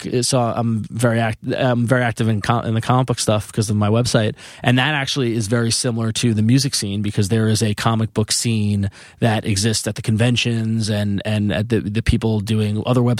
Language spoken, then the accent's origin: English; Long Island, New York, United States; I come from Long Island, Italian family.